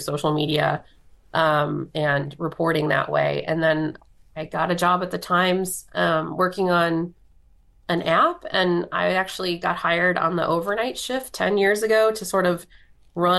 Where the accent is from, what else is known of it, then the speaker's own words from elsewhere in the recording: Elkhart, Indiana, United States; moved away as an adult; So I'm from Elkhart, Indiana. And started out at my hometown paper called the Elkhart Truth in 2007